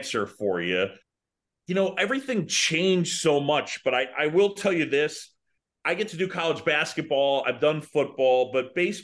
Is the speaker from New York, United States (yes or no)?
yes; New York City, New York, United States; moved away as an adult; also born or lived in Philadelphia / Boston; now in Chicago, United States; I was born in Philadelphia. I grew up in New York City. I went to college in Boston